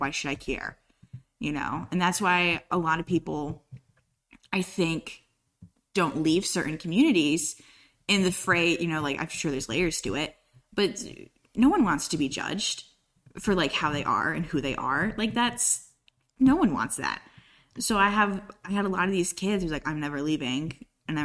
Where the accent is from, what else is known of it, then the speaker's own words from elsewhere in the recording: Moore County, North Carolina, United States; also born or lived in Colorado; So I'm not even from the South. All my family is from New England, Connecticut, Maryland area. Moved to Colorado. I was born in Colorado. Moved to Moore County when I was young, 6, 7 years old.